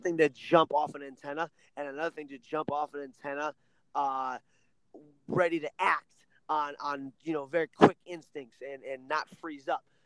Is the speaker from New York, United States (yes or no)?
no; Ohio, United States; I'm from Ohio